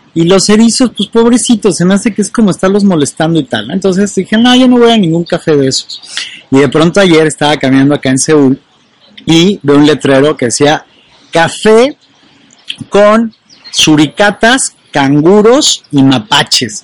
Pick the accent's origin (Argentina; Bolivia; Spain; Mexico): Mexico; en mi país, en México